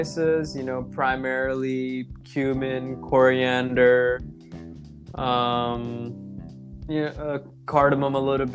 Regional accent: United States; as an Indian American, as a brown American in America

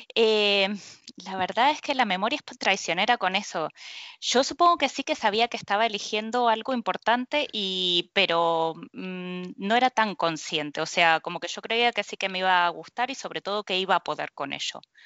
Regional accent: Argentina; moved away as an adult; now in Spain; yo soy de, de Argentina y bueno, hace unos 11 años que estoy acá en, España

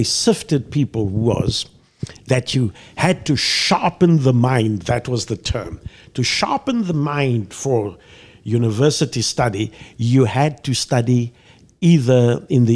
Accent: Mossel Bay, Western Cape, South Africa; moved away as an adult; now in Chicago, United States; I was born in Mossel Bay, a harbor town on the southern tip of Africa

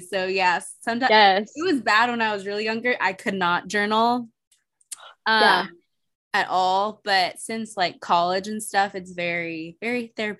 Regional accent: Nashville, Tennessee, United States; moved away as an adult; even though I wanted to stay in Nashville

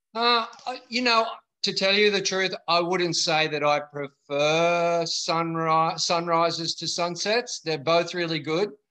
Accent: Sydney, New South Wales, Australia; I'm born and bred in Bondi Beach, uh, grew up right here and learned to surf down at North Bondi

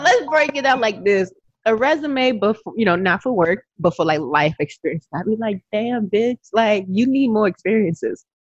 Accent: Lagos, Nigeria; also born or lived in Memphis, Tennessee / Texas; now in Phoenix, United States; originally, I, I am from Nigeria. I am a Yoruba Yoruba girl

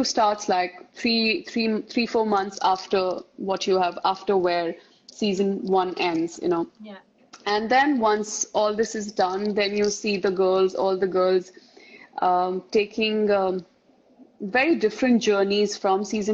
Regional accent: Mumbai, Maharashtra, India; also born or lived in Rajasthan; I belong to a state called Rajasthan here. And I was born and brought up in Bombay

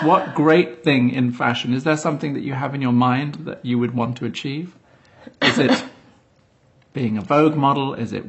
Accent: England, United Kingdom; moved away as an adult; now in New York, United States; I'm from England, but I'm not going back. Yes, I've been here 14 years.

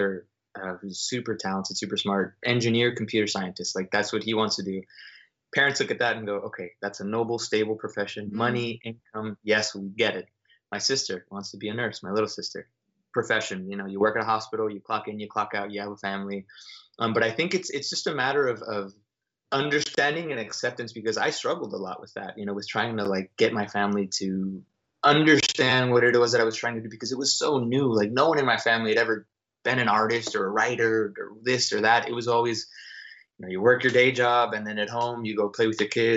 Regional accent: Dallas, Texas, United States; also born or lived in Austin, Texas / New York City; I'm from Dallas, moved to Austin to go to school

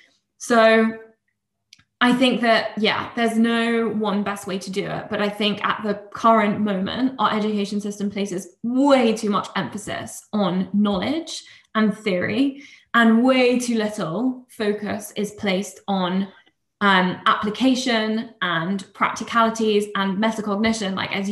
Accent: Oxford, South East England, United Kingdom; I come from Oxford, which has a very academic reputation, obviously.

